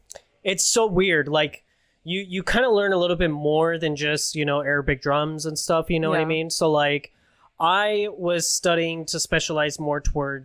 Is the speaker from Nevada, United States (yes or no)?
yes; Reno, Nevada, United States; moved away as an adult; now in Las Vegas, United States; I'm originally up from upstate in Reno, Nevada.